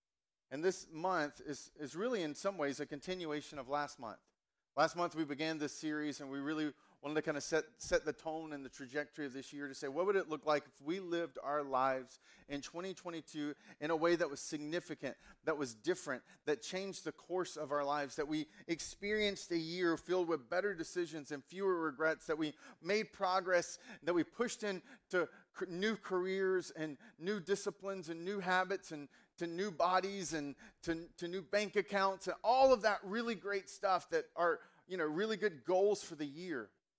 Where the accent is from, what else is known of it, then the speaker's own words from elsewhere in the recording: the South, United States; accent: Southern; So I grew up in the South, and so kind of we've got, like, I grew up, my accent was very much honey boo boo.